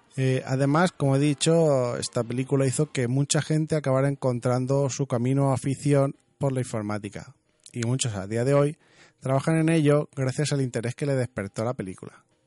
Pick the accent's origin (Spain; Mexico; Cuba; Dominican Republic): Spain; Region of Murcia; yo soy murciano